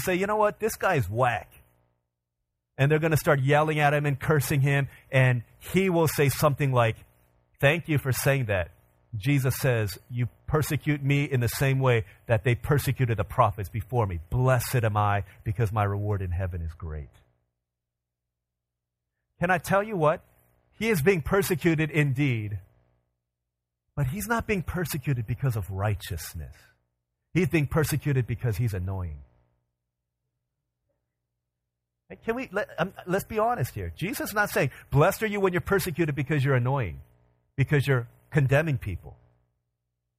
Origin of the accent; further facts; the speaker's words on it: Virginia, United States; moved away; I grew up in Virginia. 25 years of my life was spent in Virginia.